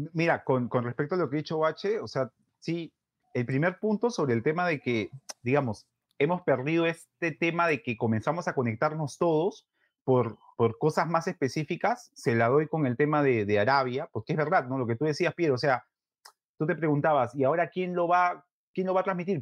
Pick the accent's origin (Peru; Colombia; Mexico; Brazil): Peru; como hincha peruano, y gordo